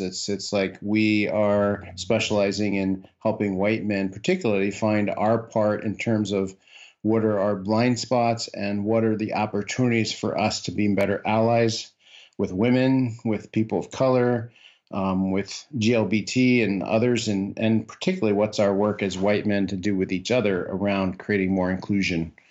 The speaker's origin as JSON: {"language": "English", "region": "Iowa", "country": "United States", "tie": "born or raised there", "also_born_or_lived": "northern Minnesota / Washington, D.C.", "moved": "as an adult", "said": "I grew up in the Midwest. I grew up in Iowa"}